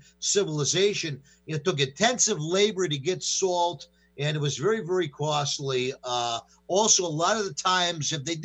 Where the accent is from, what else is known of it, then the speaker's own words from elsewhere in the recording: New York, United States; I grew up in New York